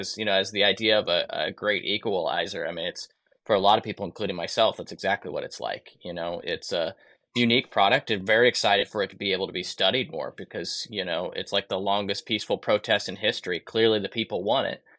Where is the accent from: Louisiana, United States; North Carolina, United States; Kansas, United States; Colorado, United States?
Kansas, United States; also born or lived in Texas; grew up in Kansas